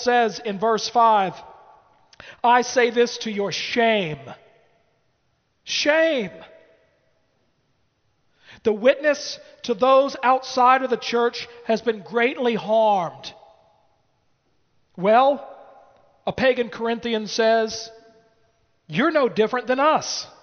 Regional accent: United States; as an American.

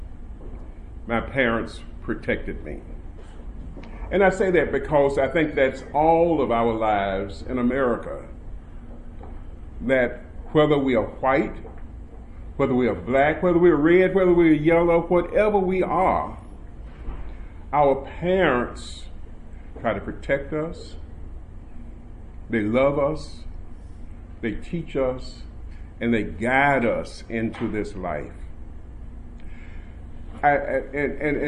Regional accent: Tupelo, Mississippi, United States; now in Birmingham, United States; I'm a boy from Tupelo, Mississippi

